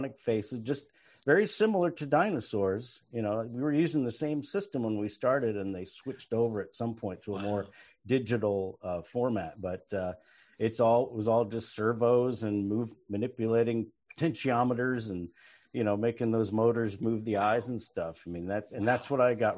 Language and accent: English; Plainfield, Indiana, United States; moved away as an adult; I came from Plainfield, Indiana